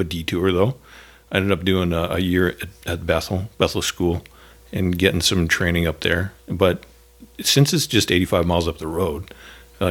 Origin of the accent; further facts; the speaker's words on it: Edmonton, Alberta, Canada; moved away as an adult; also born or lived in Toronto; now in Oroville, United States; I am from Edmonton, Alberta